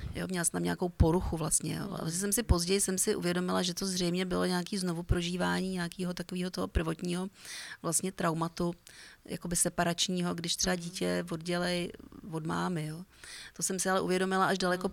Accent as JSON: {"language": "Czech", "region": "Prague", "country": "Czechia", "tie": "born or raised there", "said": "vyrůstala jsem vlastně na Vinohradech"}